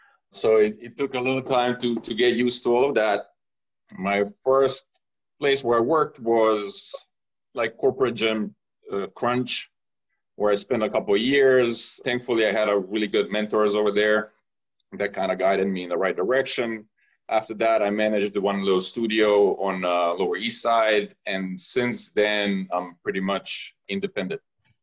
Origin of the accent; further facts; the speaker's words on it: Croatia; moved away as an adult; now in New York City, United States; I'm originally from Croatia.